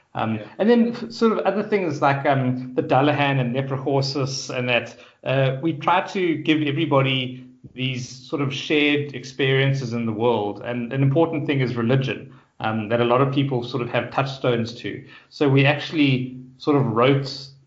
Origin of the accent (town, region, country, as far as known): Johannesburg, Gauteng, South Africa; born or raised there; moved away as an adult; now in Cape Town, South Africa